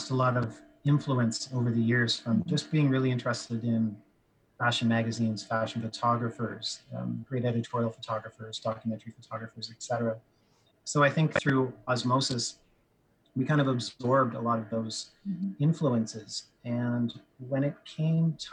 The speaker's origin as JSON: {"language": "English", "town": "Ottawa", "region": "Ontario", "country": "Canada", "tie": "born or raised there", "also_born_or_lived": "Montreal", "moved": "as an adult", "said": "I ended up coming back to my hometown of Ottawa"}